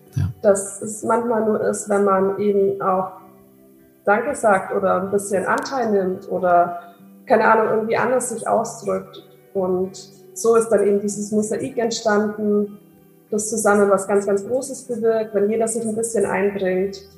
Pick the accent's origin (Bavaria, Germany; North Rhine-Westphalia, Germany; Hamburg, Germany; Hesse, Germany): Bavaria, Germany; near Augsburg; moved away as an adult; now in Maastricht, Netherlands; ich komme eigentlich aus der Nähe von Augsburg